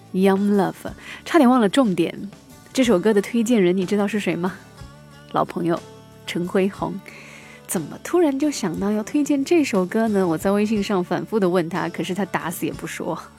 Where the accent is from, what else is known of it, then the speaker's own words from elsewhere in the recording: China; 我们中国人讲究飞蛾扑火